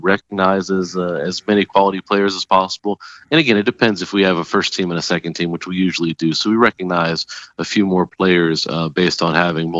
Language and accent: English; Florida, United States; moved away as an adult; now in Alexandria, United States; I'm from Florida